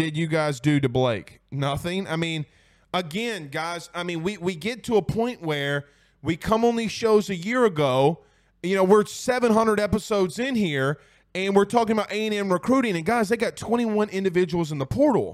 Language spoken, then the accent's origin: English; Franklin, Louisiana, United States; I'm from Franklin, Louisiana.